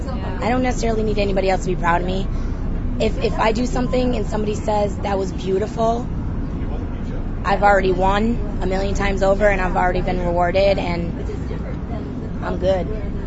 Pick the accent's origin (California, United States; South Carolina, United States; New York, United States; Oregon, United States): New York, United States; New York City; I'm from New York City. This is my first Beehaw